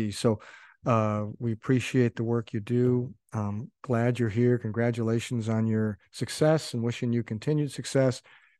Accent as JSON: {"language": "English", "town": "Buffalo", "region": "New York", "country": "United States", "tie": "born or raised there", "moved": "as an adult", "said": "I grew up in Buffalo, but I went away to school, and then I stayed away for, I was gone for like 15 years."}